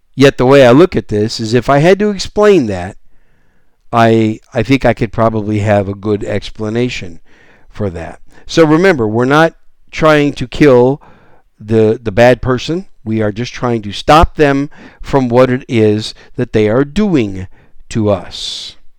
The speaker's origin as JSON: {"language": "English", "region": "Wisconsin", "country": "United States", "tie": "born or raised there", "also_born_or_lived": "Arizona / Oklahoma / Texas", "moved": "as an adult", "said": "I'm a Cheesehead Packer fan from Wisconsin. That's where I was raised"}